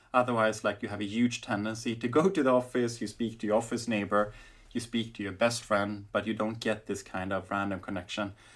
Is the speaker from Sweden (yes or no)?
yes; Sweden; now in Berlin, Germany; when I grew up in Sweden